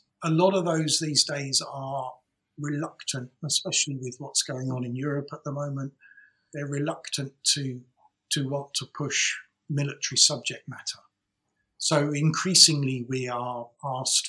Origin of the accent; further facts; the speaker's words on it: England, United Kingdom; we're English